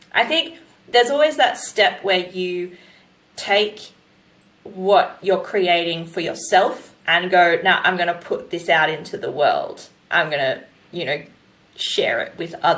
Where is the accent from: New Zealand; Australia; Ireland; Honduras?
Australia; New South Wales; I'm from New South Wales